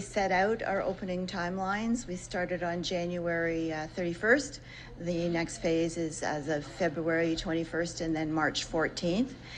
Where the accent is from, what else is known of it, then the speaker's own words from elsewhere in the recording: near Smiths Falls, Ontario, Canada; I'm from near Smith Falls.